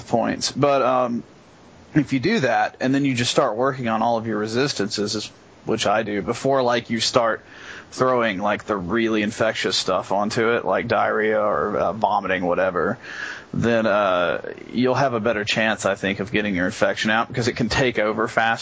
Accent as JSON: {"language": "English", "country": "United States", "said": "I'm American"}